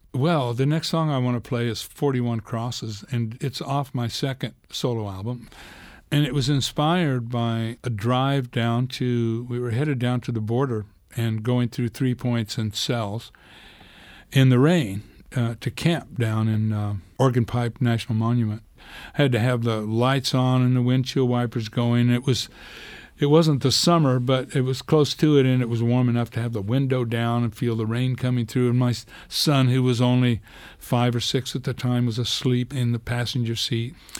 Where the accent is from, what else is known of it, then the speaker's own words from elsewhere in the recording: Clayton, New Mexico, United States; I grew up in this little town in, in New Mexico, Clayton